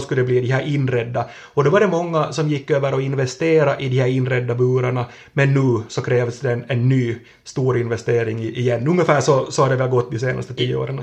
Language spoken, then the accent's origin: Swedish; Kvevlax, Ostrobothnia, Finland; från min barndom i, i, i Kvävlax